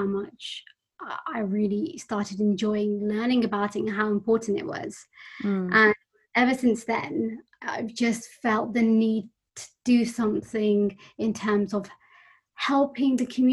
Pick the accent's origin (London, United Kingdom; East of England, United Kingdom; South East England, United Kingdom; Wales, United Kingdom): London, United Kingdom; I grew up in West London in an extended family with my grandparents and my cousins